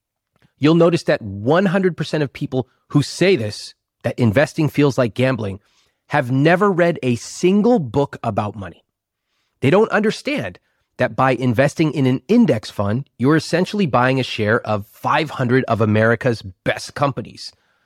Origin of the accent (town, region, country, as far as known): Sacramento, California, United States; born or raised there